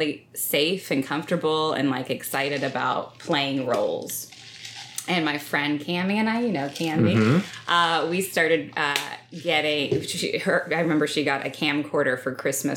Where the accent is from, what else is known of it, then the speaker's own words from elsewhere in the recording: Stillwater, Oklahoma, United States; I grew up in Stillwater, Oklahoma, small town, Oklahoma